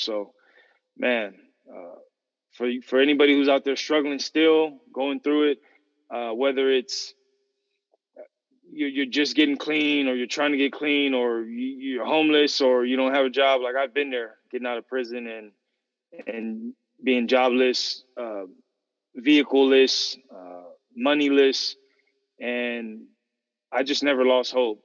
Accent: San Fernando Valley, Southern California, United States; I'm from Southern California, grew up in S, San Fernando Valley, Santa Cruz Valley

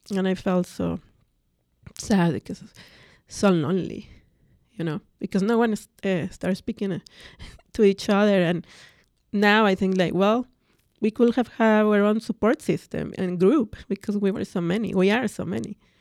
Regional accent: Mexico City, Mexico; first language Spanish; English is a second language; moved away as an adult; growing up in Mexico, I come from a very large family.

